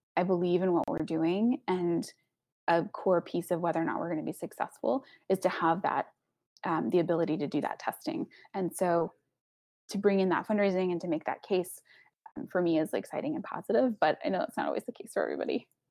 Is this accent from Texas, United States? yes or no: yes; Texas, United States; I'm from Texas